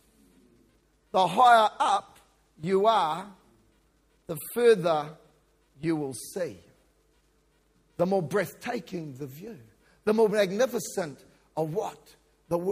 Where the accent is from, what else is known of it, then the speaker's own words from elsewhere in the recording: New Zealand; moved away as an adult; also born or lived in Kiwi; now in Victoria, Australia; I'm a New Zealander